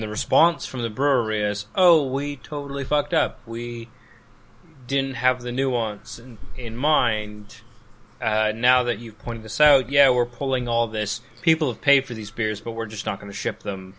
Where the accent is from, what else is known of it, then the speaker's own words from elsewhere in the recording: Calgary, Alberta, Canada; this in my hometown uh, so Calgary